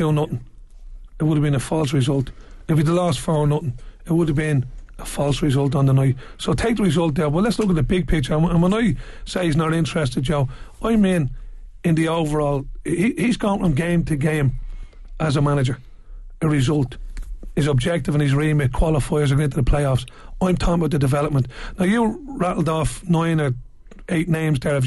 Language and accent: English; Ireland; for me as an Irishman who loves Irish football